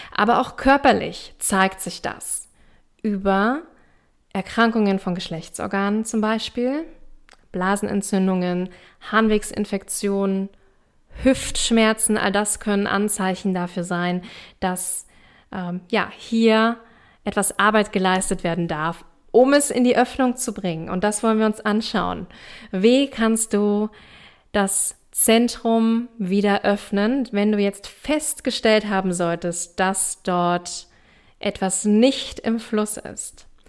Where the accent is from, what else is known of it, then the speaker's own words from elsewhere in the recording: East Germany, Germany; ich komme aus Ostdeutschland. Ich komme aus einer kleinen Stadt im Osten.